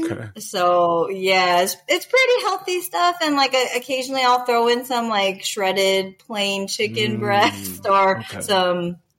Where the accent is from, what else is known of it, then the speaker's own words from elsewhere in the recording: Southern California, United States; moved away as an adult; now in Las Vegas, United States; Originally from Southern California.